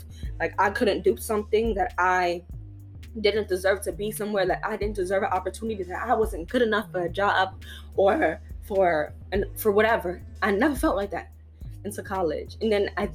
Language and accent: English; New York City, New York, United States; I was from New York, bro. I was from the Bronx. I grew up in poverty